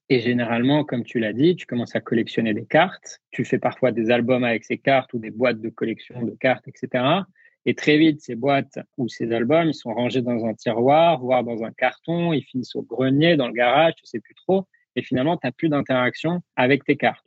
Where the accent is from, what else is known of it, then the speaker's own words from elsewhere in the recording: France; en tant que Français